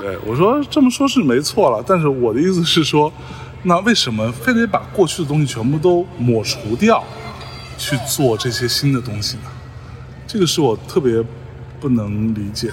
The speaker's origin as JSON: {"language": "Chinese", "town": "Lianyungang", "region": "Jiangsu", "country": "China", "tie": "born or raised there", "moved": "yes", "said": "这次回来才会注意到这件事情。就是我们这儿中秋呢"}